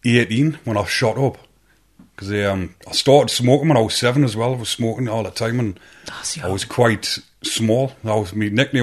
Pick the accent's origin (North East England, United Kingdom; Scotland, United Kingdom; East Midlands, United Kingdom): North East England, United Kingdom; County Durham; also born or lived in Newcastle; Well, see, I'm from County Durham, so I didn't really come over.